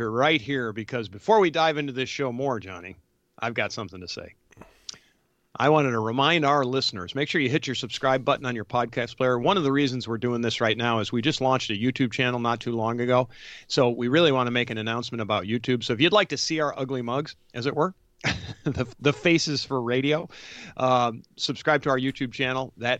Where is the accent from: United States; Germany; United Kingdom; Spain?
United States; New York; growing up outside of Rochester, I remember looking at Chicago going, man, like mostly in the wintertime